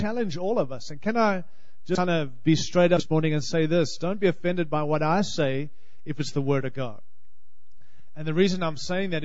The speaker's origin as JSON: {"language": "English", "country": "Australia", "also_born_or_lived": "California", "accent": "Australian", "moved": "as an adult", "lives_now": "Denver, United States", "said": "I hope you can understand my accent. I'm Australian."}